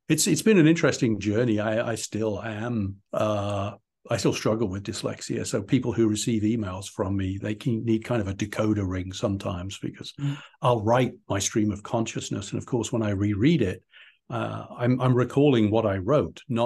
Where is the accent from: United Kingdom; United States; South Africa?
United Kingdom; also born or lived in Portsmouth, England; I was born and raised in England. I was actually born in Portsmouth, way down in the south, and grew up kind of in the just outside on the edge of the Cotswolds